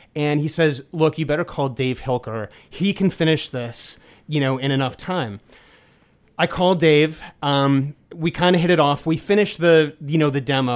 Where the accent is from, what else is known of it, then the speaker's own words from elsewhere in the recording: New York City, New York, United States; I grew up in New York City